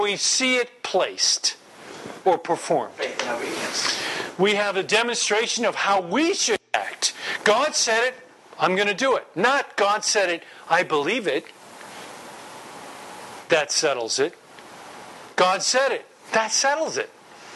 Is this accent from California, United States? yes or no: no; New York, United States; I'm from New York